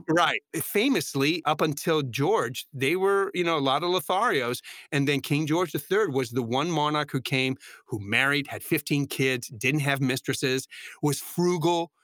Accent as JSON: {"language": "English", "town": "San Juan", "country": "Puerto Rico", "tie": "born or raised there", "moved": "yes", "lives_now": "New York, United States", "said": "I wanted to perform in Puerto Rico, my hometown, and my parents were elderly."}